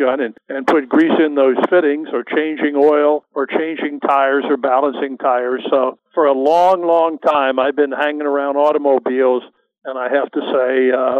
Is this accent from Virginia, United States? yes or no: yes; Richmond, Virginia, United States; I grew up in Richmond, Virginia, from a very modest family, wanted to go to college and selected the University of Richmond